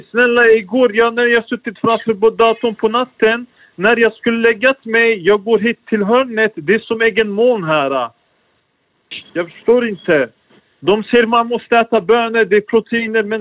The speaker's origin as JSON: {"language": "Swedish", "country": "Turkey", "lives_now": "Sweden", "said": "jag kommer från, jag är från Turkiet"}